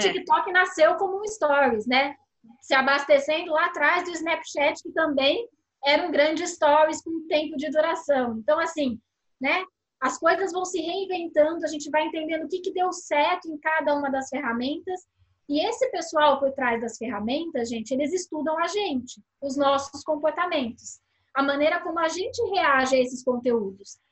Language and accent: Portuguese; Brazil; A gente, como brasileiro